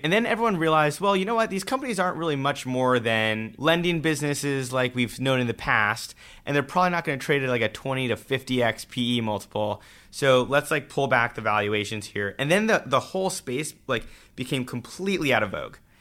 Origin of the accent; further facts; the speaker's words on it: Southern California, United States; I grew up in Southern California